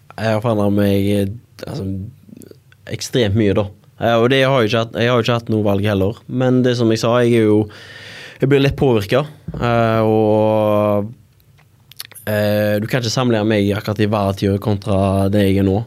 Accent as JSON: {"language": "Norwegian", "town": "Haugesund", "region": "Rogaland", "country": "Norway", "moved": "as an adult", "lives_now": "Bergen, Norway", "said": "jeg er jo fra Haugesund"}